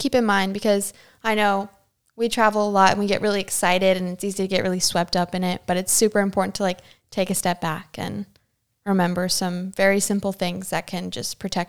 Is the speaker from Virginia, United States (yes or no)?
yes; Chesapeake, Virginia, United States; my hometown, which is, I guess I would consider Chesapeake, Virginia to be like a hometown for me because it's one of the longest places I've ever lived as a military brat.